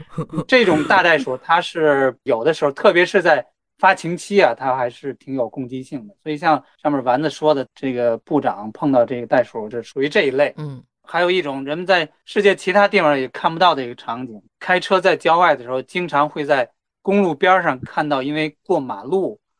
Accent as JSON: {"language": "Chinese", "region": "Tianjin", "country": "China", "moved": "yes", "lives_now": "Australia", "said": "我是天津的，天津人"}